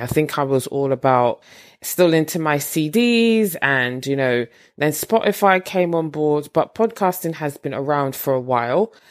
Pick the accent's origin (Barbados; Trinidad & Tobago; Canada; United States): Barbados; moved away; I am originally from Barbados